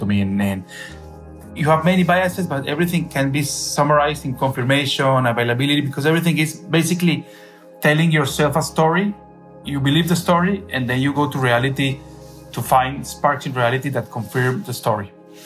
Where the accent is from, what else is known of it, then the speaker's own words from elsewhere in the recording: Cali, Valle del Cauca, Colombia; moved away as an adult; also born or lived in Bogota, Colombia / Caracas, Venezuela; now in Miami, United States; I'm from Colombia. I was born in Colombia, in Cali.